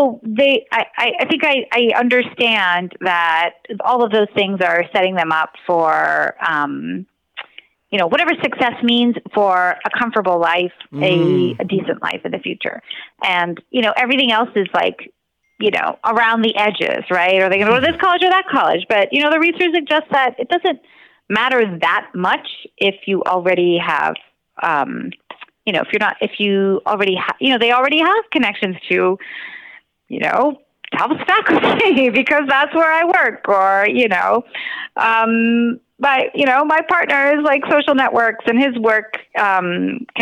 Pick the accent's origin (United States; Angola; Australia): United States; I was born in the United States and grew up, you know, obviously went to school here